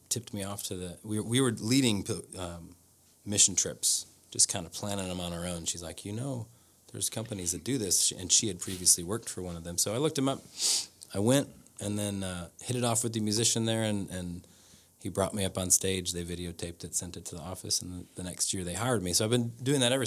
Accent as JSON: {"language": "English", "area": "near Chicago", "region": "Indiana", "country": "United States", "tie": "born or raised there", "also_born_or_lived": "Rome, Italy", "moved": "as an adult", "lives_now": "Nashville, United States", "said": "became a youth minister back in my hometown in Indiana near Chicago"}